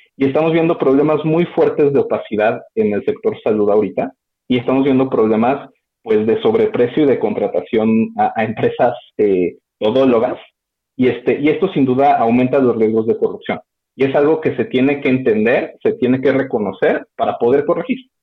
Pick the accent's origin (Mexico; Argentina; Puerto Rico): Mexico